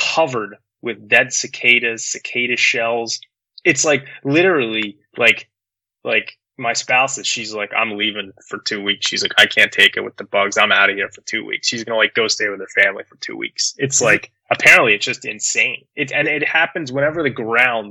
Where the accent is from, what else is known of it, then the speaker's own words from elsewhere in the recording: Philadelphia, Pennsylvania, United States; now in Washington, D.C., United States; I grew up in Philly